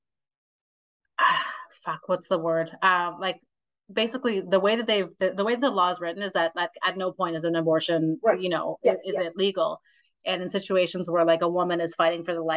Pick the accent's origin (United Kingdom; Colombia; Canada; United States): Canada; we're Canadian